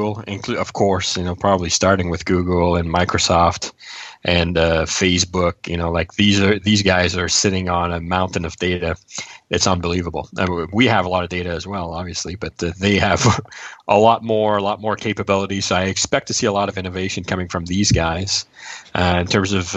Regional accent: Montreal, Quebec, Canada; we're from Montreal.

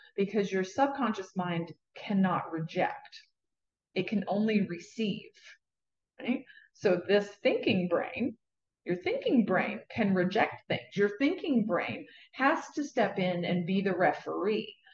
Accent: Southwest Virginia, United States; moved away; also born or lived in Leesburg, Florida; I was born in Southwest Virginia in a very, very rural area in Appalachian Mountains

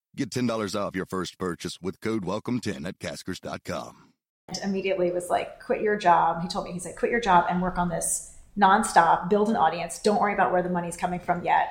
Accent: East Coast, United States; moved away as an adult; also born or lived in New York; now in San Francisco, United States; I grew up on the East Coast and lived in New York before we moved out to San Francisco

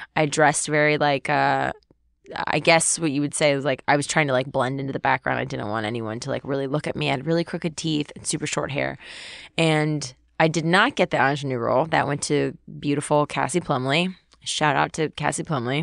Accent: Webster, Texas, United States; so I grew up in Texas. I went to a public school in Texas

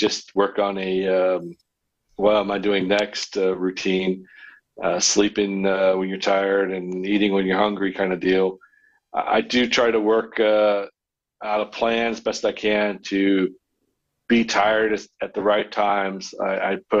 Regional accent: United States; moved away; I grew up around the Washington area

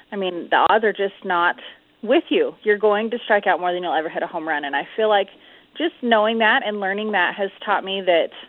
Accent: California, United States; born there; now in Utah, United States; Yes, sir. Yep, I was born in California.

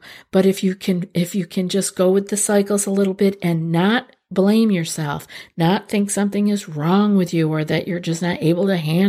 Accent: New York, United States; I'm from Central New York. I know what it means to not be able to have access to sunlight.

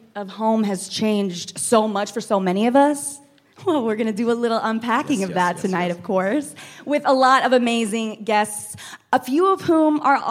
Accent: Waxahachie, Texas, United States; also born or lived in Louisiana; I grew up in Texas. I was born in Louisiana. My dad's family is from Mexico. My mommy's from Ecuador. And somehow my family ended up in Waxahachie, Texas.

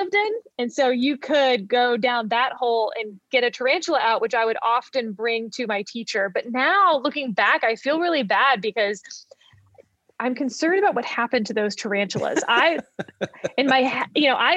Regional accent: Fort Bend County, Texas, United States; also born or lived in Houston; now in Virginia, United States; I grew up in Fort Bend County, which is not that far from Houston

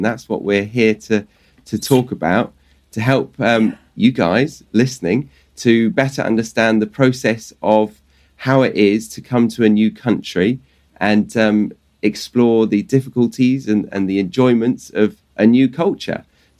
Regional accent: United Kingdom; You're in my home country, but I'm far away from you right now.

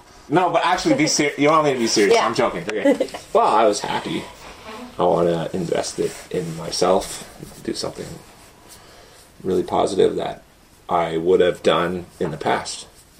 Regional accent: Whitefish Lake, Alberta, Canada; also born or lived in Edmonton; I am originally from Atikamekw, Whitefish Lake, Alberta, born in Edmonton.

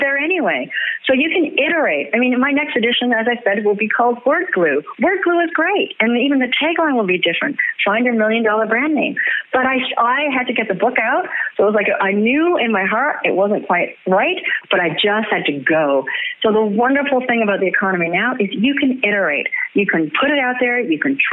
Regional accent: Canada; I'm a Canadian, and we're porch people

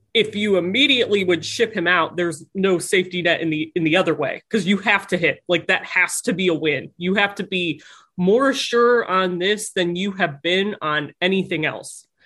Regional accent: Cleveland, Ohio, United States; I'm from Cleveland. I love Cleveland

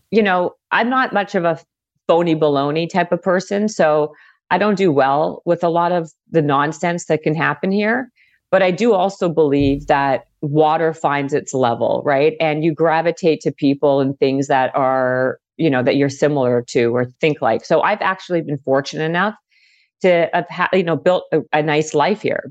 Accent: Winnipeg, Manitoba, Canada; moved away as an adult; also born or lived in Toronto; now in Los Angeles, United States; I'm originally from Winnipeg, Manitoba

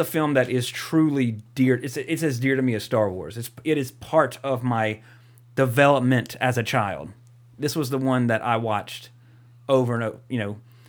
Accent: Walker, Louisiana, United States; my hometown of Walker, Louisiana

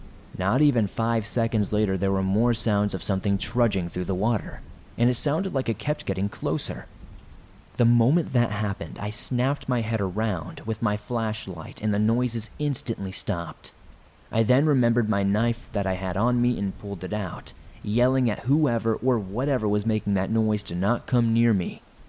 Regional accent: South Africa; So to give you some background, I'm from South Africa. I'm a 26-year-old female, and the people here aren't as rich as many other cultures worldwide.

